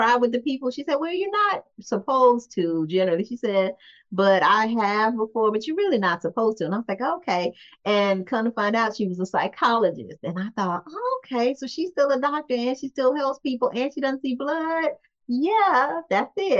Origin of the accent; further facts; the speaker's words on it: Gary, Indiana, United States; I'm from Gary, Indiana, and I was raised in Gary, Indiana